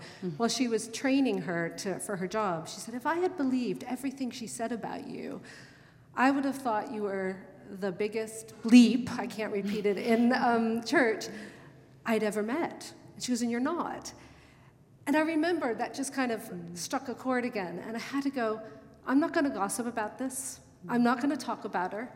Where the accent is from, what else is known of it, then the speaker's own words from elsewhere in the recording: United States; moved away as an adult; now in London, United Kingdom; I'm American, and I hadn't learned British reservedness yet